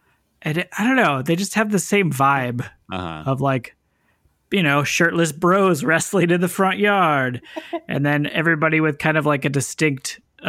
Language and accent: English; California, United States; Well, I mean, I grew up in Northern California.